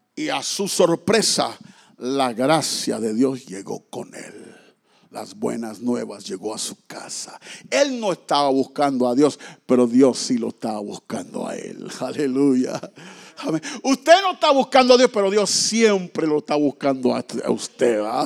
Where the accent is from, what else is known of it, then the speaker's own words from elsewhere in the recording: Mexico; moved away; allá en mi tierra los mexicanos dicen, si Diosito quiere